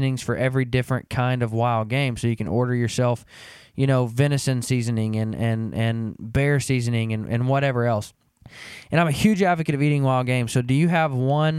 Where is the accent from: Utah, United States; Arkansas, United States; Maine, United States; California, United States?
Arkansas, United States; moved away as an adult; now in Kansas, United States; I grew up in Arkansas and moved to Kansas about 7 years ago